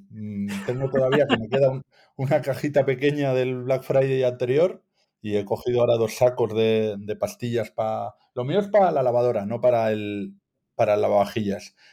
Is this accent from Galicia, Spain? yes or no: no; Bilbao, Basque Country, Spain; en Bilbao, de donde soy yo, con este nombre y este apellido